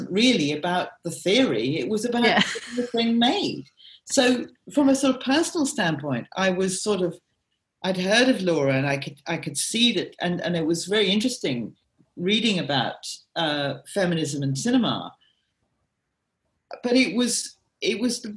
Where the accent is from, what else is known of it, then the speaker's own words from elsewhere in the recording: Peebles, Scotland, United Kingdom; I actually do come from Scotland. I come from Peebles